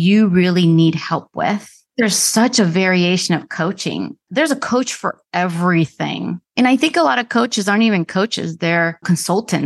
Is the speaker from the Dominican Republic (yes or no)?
yes; Dominican Republic; now in United States; I was born in the Dominican Republic. Somehow my dad got us to America. I'm an immigrant